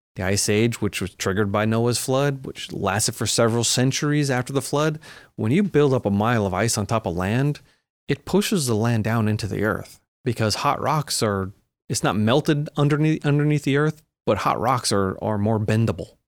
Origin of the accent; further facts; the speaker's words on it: Long Island, New York, United States; I grew up on Long Island